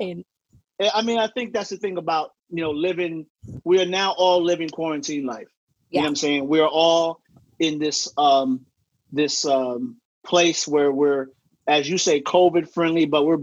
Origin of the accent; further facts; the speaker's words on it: New York, United States; also born or lived in Los Angeles; I'm from New York.